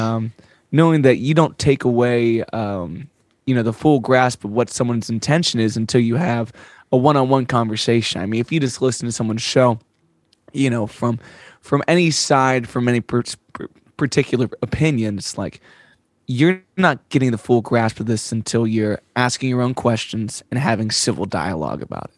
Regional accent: United States; as an American

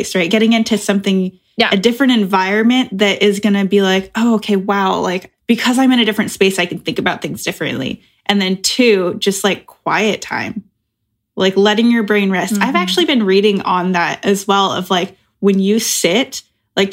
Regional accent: Oregon, United States; now in Chicago, United States; I'm originally from Oregon.

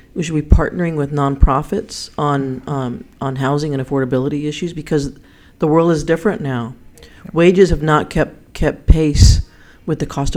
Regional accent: El Paso, Texas, United States; now in Austin, United States; I'm from El Paso

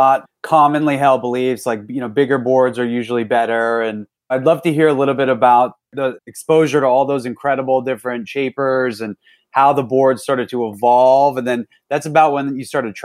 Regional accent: New York, United States; how I grew up as well in New York

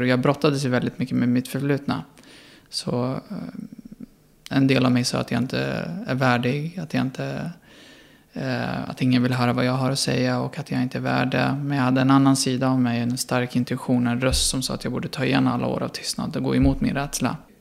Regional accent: Sweden; jag var svensk

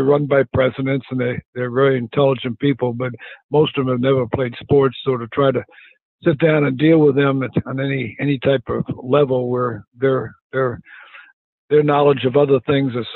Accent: Phoenix, Arizona, United States; moved away as an adult; also born or lived in Southeast United States; I grew up in Phoenix

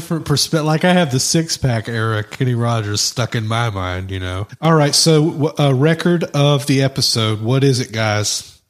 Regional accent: London, United Kingdom; accent: Cockney; well, it's talking my Cockney accent, whatever that is.

